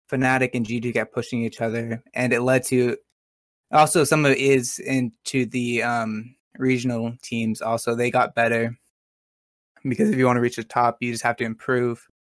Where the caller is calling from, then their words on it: Manhattan, Kansas, United States; um, from Manhattan, Kansas.